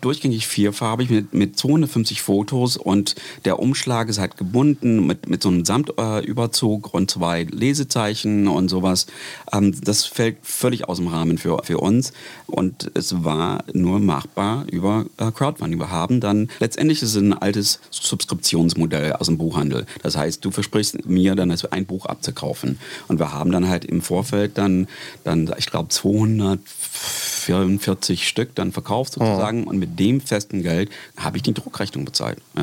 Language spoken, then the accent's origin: German; United States; German is a second language; moved away; ich komme aus den USA